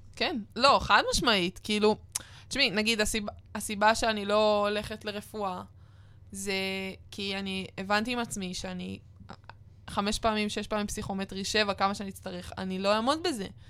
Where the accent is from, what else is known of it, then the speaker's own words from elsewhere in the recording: Northern Israel, Israel; אני ונועם מהצפון